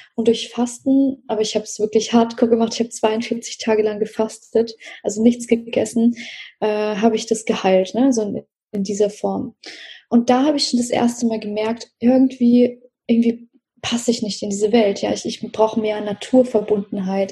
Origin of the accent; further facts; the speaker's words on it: Russia; moved away; ich bin ja in Russland geboren